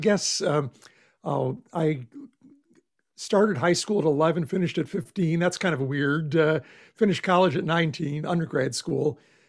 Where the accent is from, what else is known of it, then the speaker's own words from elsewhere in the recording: Buffalo, New York, United States; moved away as an adult; also born or lived in Pittsburgh, Pennsylvania / South Bend, Indiana / Knoxville, Tennessee; now in Austin, United States; I grew up in Buffalo, New York, and spent most of my life, it seemed like, in that part of the world where I went to school in Pittsburgh, ended up in South Bend, Indiana for, like 30 years